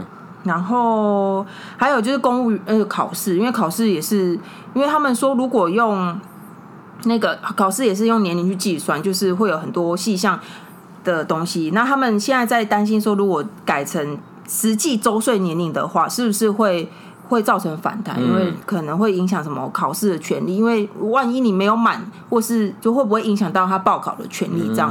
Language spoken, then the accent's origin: Chinese; Taiwan; 我们台湾